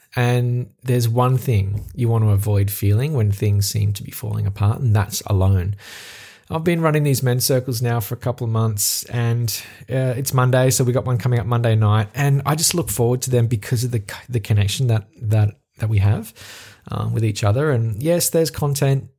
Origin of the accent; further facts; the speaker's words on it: Australia; accent: Australian; my Australian accent